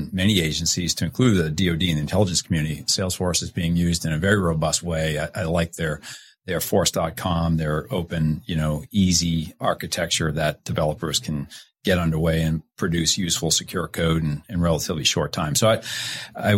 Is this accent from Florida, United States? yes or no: no; Boston, Massachusetts, United States; now in Washington, D.C. area, United States; I'm from Boston